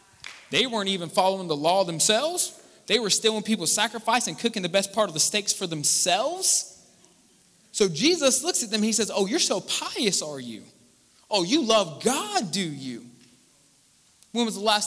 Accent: Charleston, United States; some of y'all say I talk too fast, and I do. I'm from Charleston.

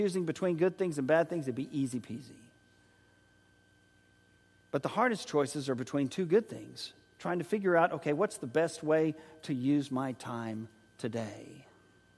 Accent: San Antonio, Texas, United States; also born or lived in Oklahoma City, Oklahoma; when we were there in high school.

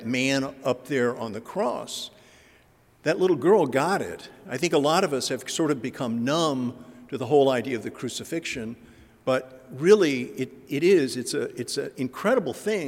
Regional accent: Dallas, Texas, United States; moved away as an adult; now in St. Louis, United States; I'm originally from Dallas

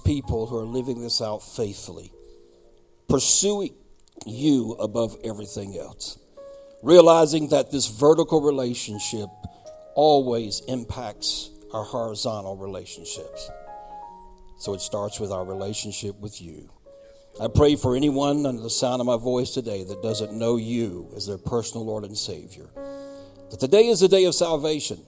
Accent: East Coast, United States; moved away; also born or lived in Myrtle Beach, South Carolina; I grew up on the East Coast where Krispy Kreme is popular.

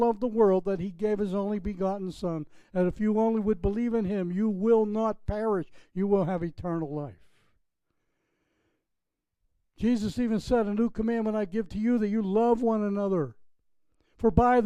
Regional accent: Pennsylvania, United States; now in Florida, United States; I'm originally from Pennsylvania

